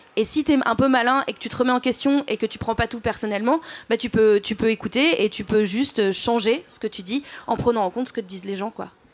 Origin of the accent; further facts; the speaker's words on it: Drôme, Auvergne-Rhône-Alpes, France; J'ai grandi dans la Drôme